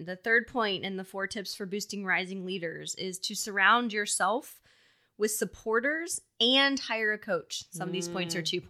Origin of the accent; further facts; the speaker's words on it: Philadelphia, Pennsylvania, United States; So, you know, I grew up in Philly. We didn't have a ton.